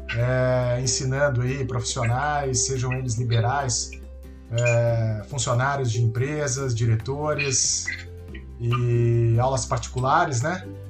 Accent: Brazil; accent: Brazilian; o meu inglês tem o sotaque brasileiro do português do Brasil

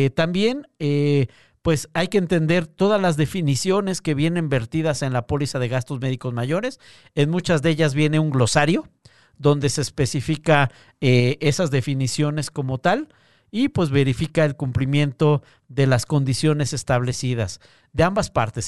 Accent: Mexico

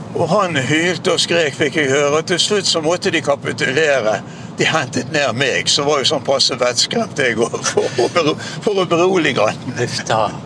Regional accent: Bergen, Vestland, Norway; Borte i Nordre Skove, der jeg vokste opp

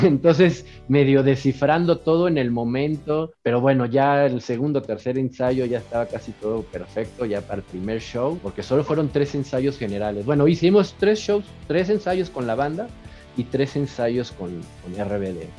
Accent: Mexico City, Mexico; yo soy eh, mexicano de la ciudad, del DF. Aquí nací, aquí he vivido toda mi vida, eh, así que como le dicen, somos chilangos

